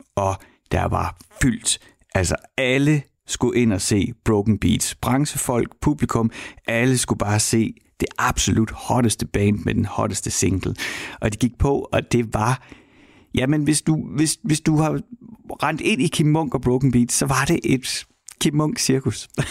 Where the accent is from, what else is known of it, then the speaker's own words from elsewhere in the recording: Horsens, Central Denmark Region, Denmark; jeg kommer fra Horsens